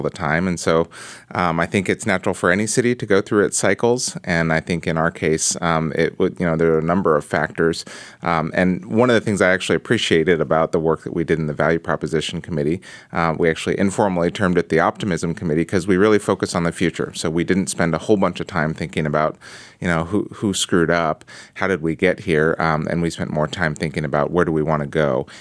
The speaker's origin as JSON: {"language": "English", "town": "Portland", "region": "Oregon", "country": "United States", "tie": "born or raised there", "said": "I was raised in Portland, Oregon"}